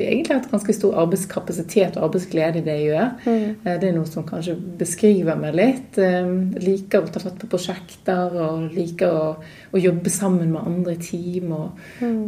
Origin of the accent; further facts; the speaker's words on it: Knarvik, Vestland, Norway; also born or lived in Oslo / United States; now in Bergen, Norway; Jeg er jo fra Bergen